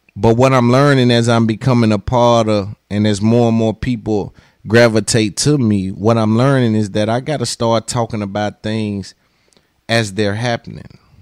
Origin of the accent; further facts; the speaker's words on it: Nashville, Tennessee, United States; accent: twang; 'cause I'm from Cashville, I'm from Tennessee